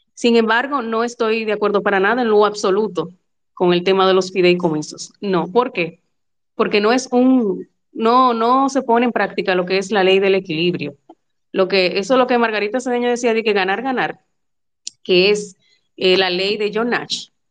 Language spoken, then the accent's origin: Spanish; Dominican Republic; como yo, que somos dominicanos.